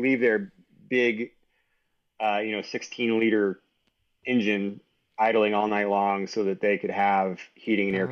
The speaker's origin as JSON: {"language": "English", "town": "San Antonio", "region": "Texas", "country": "United States", "tie": "born or raised there", "also_born_or_lived": "New York City", "moved": "yes", "lives_now": "Boulder, United States", "said": "I was born in New York City, uh, but moved to San Antonio, Texas when I was one year old"}